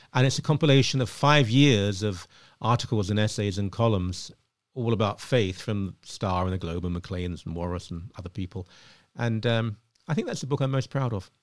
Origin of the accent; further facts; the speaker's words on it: Ilford, London, United Kingdom; moved away as an adult; now in Canada; where I grew up, and I grew up in a, in an upper working class place, it was absolutely fine. It was safe, uh, in Ilford.